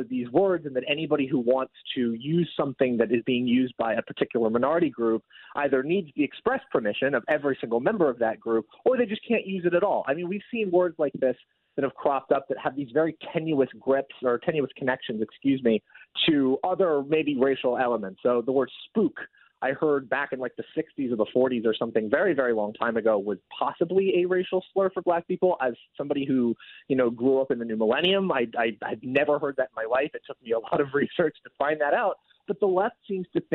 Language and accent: English; West Coast, United States; it comes from my neck of the woods. I'm from the West Coast